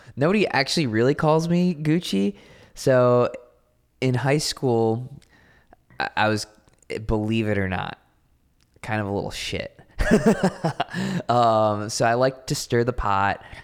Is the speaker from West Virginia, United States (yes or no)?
no; Racine, Wisconsin, United States; moved away as an adult; now in Austin, United States; we grew up in Racine, Wisconsin